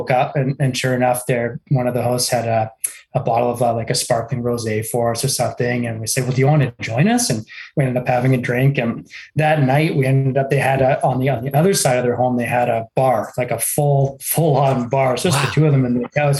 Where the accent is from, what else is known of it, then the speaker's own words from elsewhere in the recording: Mississauga, Ontario, Canada; I grew up in Mississauga